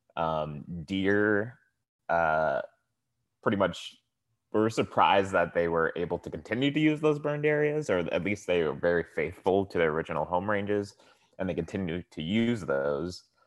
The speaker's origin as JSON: {"language": "English", "town": "Tracy", "region": "California", "country": "United States", "moved": "yes", "lives_now": "Oakland, United States", "said": "originally I'm from the Central Valley in California. It's a small town called Tracy."}